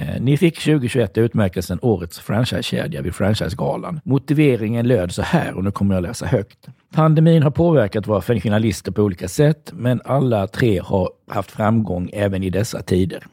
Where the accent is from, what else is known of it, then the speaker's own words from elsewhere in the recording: Halland County, Sweden; now in Gothenburg, Sweden; jag är inte född i Göteborg, jag är hallänning.